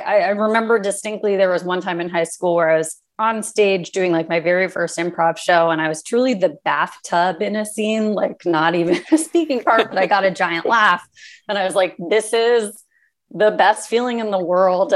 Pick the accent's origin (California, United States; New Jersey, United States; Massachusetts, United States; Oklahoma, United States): California, United States; Los Angeles; I grew up in Los Angeles, so I was aware of the entertainment industry just by virtue of being born here